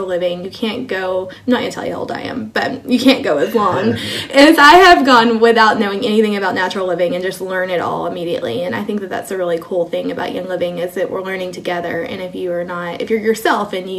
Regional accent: Kilgore, Texas, United States; moved away as an adult; also born or lived in Germany / Georgia / Hawaii / South Korea; now in Nebraska, United States; I grew up in Kilgore, Texas, which is a small town in East Texas. Lived there my entire life until I met my Army husband

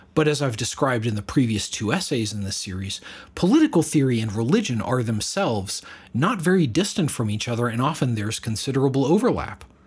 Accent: United States; I'm an American myself

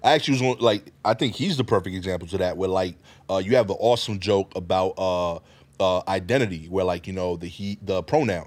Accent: New York City, New York, United States; I'm from East New York

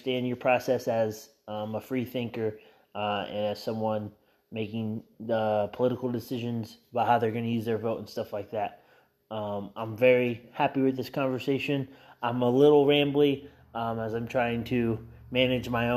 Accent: Elwood, Indiana, United States; a small town like my hometown of Elwood, Indiana

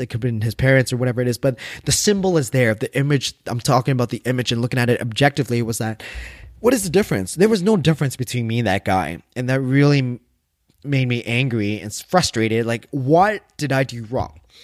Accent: Canada; I'm Vietnamese Canadian

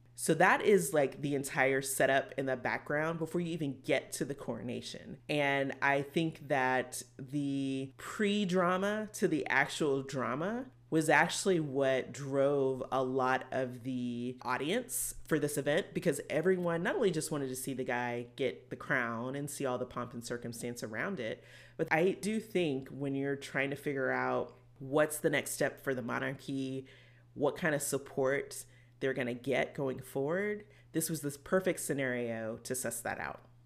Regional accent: United States

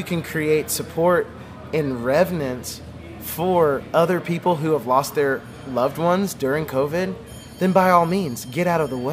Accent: the South, United States; I grew up in the South

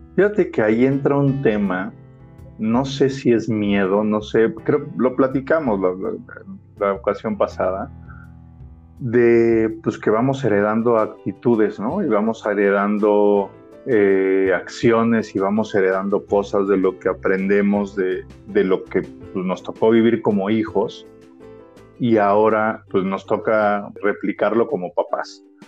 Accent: Mexico; en el rol de padres en nuestro país, por lo menos en nuestra sociedad y en la cultura que nos toca vivir aquí en México

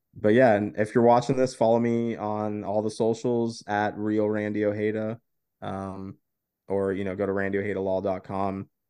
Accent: Florida, United States

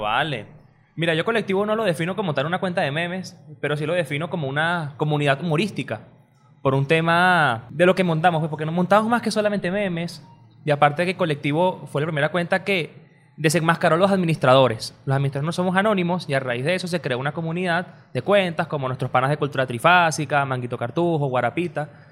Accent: Caracas, Capital District, Venezuela; todo el mundo dice aquí en Caracas.

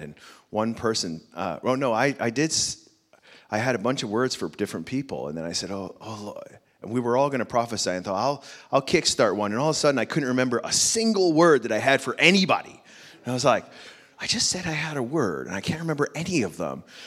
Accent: United States; I'm American, I have six children

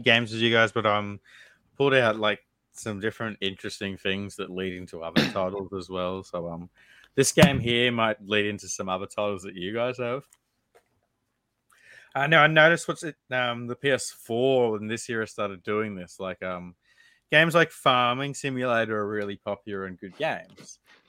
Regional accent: Canada; I'm Canadian.

